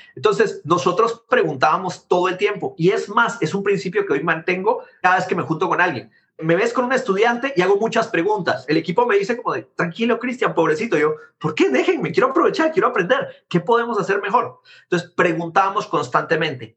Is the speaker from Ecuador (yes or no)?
no; Guatemala; moved away as an adult; now in United States; haber nacido en Guatemala